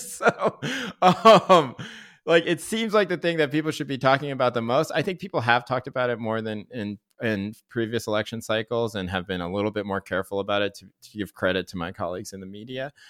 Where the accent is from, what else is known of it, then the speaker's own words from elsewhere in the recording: Chapel Hill, North Carolina, United States; now in Berkeley, United States; growing up in Chev Hill, North Carolina, Tobacco Road